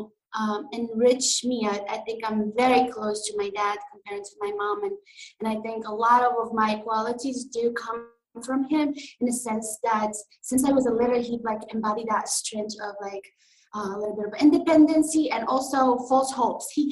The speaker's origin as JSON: {"language": "English", "country": "Morocco", "tie": "born or raised there", "second_language": "English", "moved": "as an adult", "lives_now": "New York, United States", "said": "I'm from north of Africa, Morocco. I grew up there until I was 20."}